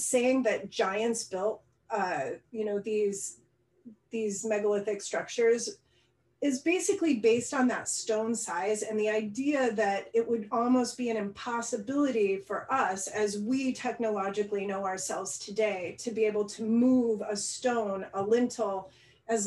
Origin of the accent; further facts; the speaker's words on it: rural Idaho, United States; I grew up in Idaho, rural Idaho